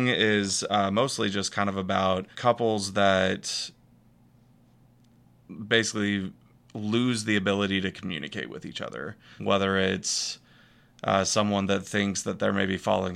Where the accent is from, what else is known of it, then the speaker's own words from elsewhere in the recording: Northwest Arkansas, United States; also born or lived in Texas; I was born in Texas, but we moved to Arkansas when I was 7